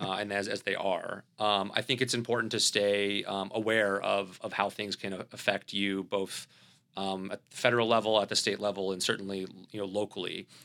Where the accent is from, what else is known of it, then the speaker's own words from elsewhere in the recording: the South, United States; accent: Southern; my Southern accent